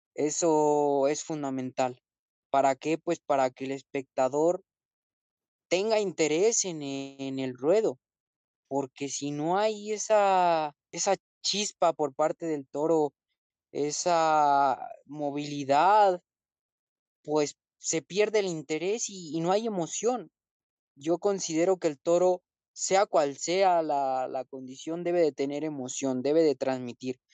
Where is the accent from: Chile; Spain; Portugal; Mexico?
Mexico; Morelia, Michoacán; moved away; Monumental de Morelia. Esa va a ser, ¿por qué? Porque reúne que es mi tierra